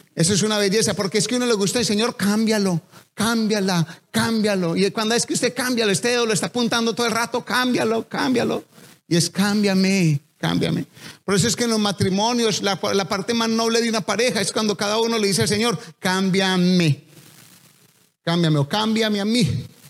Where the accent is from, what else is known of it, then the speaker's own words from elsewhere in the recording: Colombia; accent: Colombian; hablé como tan colombiano